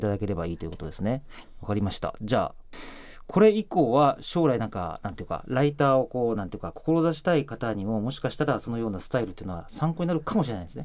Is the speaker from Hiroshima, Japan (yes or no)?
no; Saga, Japan; moved away; 僕佐賀県出身なんですけど